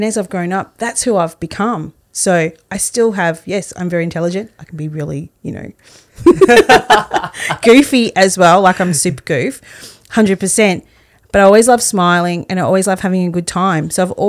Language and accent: English; Australia; I actually spoke about this with my mum last week because I'd love to hear her perspective on it.